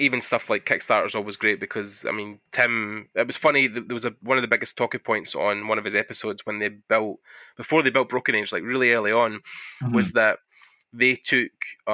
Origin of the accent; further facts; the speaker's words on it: Scotland, United Kingdom; I'm Scottish